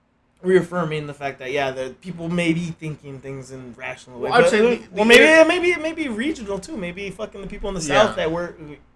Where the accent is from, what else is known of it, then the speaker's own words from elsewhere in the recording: Canada; Nah, especially being a Canadian, I'm rooting for her.